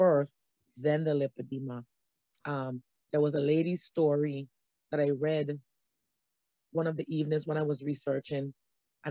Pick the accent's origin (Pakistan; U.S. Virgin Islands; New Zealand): U.S. Virgin Islands; St. Thomas; moved away as an adult; I'm originally from St. Thomas, U.S. Virgin Islands